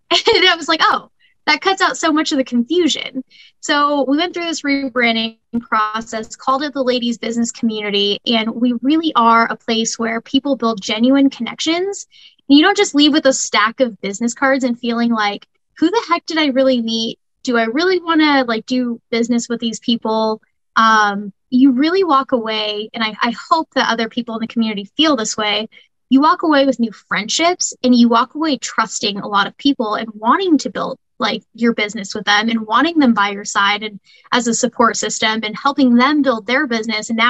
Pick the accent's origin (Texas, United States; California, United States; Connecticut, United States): California, United States; also born or lived in Spokane, United States; my dad was a Marine, served in the Marine Corps for 24 years, so I grew up down there moved around quite a bit. California was always the home base.